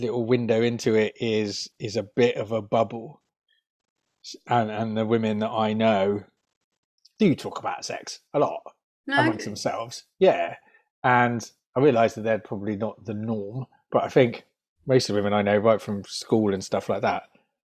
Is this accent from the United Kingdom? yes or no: yes; United Kingdom; we're British